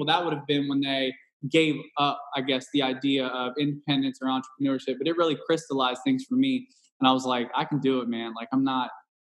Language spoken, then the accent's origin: English; Cincinnati, Ohio, United States; moved away; also born or lived in Southwest Indiana; I'm from Cincinnati, Ohio, originally